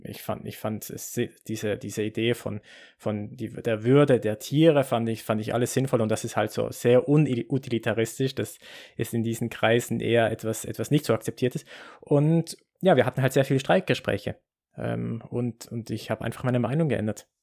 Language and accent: German; Basel, Basel-Stadt, Switzerland; ich bin in, in Basel geboren und, und aufgewachsen